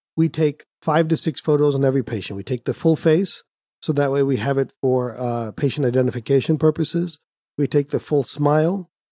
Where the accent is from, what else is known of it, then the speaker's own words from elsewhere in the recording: India; Being Indian